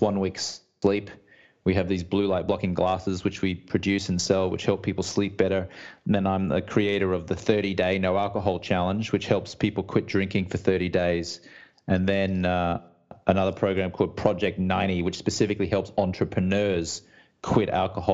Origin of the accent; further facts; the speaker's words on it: Brisbane, Queensland, Australia; moved away as an adult; also born or lived in London / Los Angeles; now in United States; I'm Australian-American. I grew up in Brisbane, Australia, on the East Coast. Moved to London when I was 23